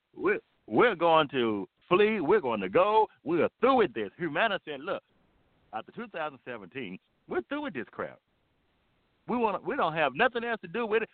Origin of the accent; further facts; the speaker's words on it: United States; America is my homeland, it's my home